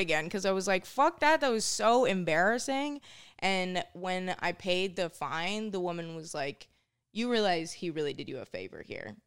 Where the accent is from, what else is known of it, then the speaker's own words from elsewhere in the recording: Minnesota, United States; moved away as an adult; now in New York, United States; growing up in Minnesota was pretty cool